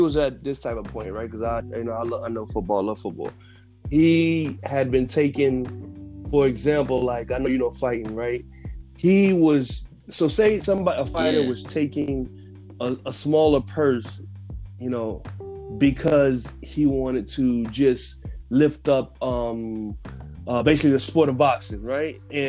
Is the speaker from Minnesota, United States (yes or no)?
no; Fort Lauderdale, Florida, United States; now in New York, United States; I'm from Florida, Fort Lauderdale in the building. Fort Lottie Dottie, stand up!